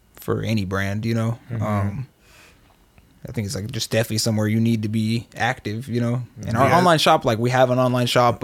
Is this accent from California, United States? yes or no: yes; Oakland, California, United States; moved away as an adult; also born or lived in Berkeley, California; I grew up here in Oakland and Berkeley.